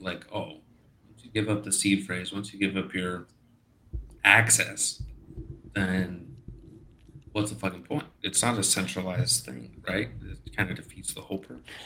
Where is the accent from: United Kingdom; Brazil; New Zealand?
Brazil; I'm from Brazil. Okay, here's my Brazilian passport